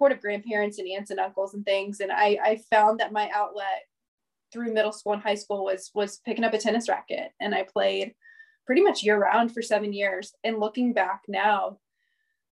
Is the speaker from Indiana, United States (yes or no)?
yes; Indianapolis, Indiana, United States; I am born and raised in Indianapolis, Indiana, to an amazing, wonderful, loving family